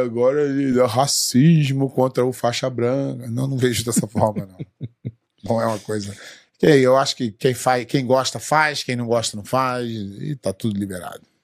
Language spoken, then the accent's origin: Portuguese; Rio de Janeiro, Brazil; moved away as an adult; also born or lived in São Paulo; now in United States; eu sou lá do Rio